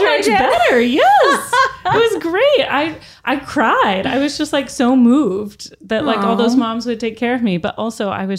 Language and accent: English; Vermont, United States; I'm Miss Vermont. I'm coming from the Vermont winter.